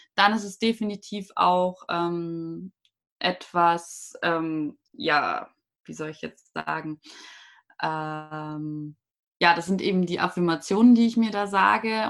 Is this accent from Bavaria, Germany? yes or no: yes; a small town north of Munich, Bavaria, Germany; Also ich komme ja nicht direkt aus München, ich komme aus dem Norden, aus einer kleinen Stadt davor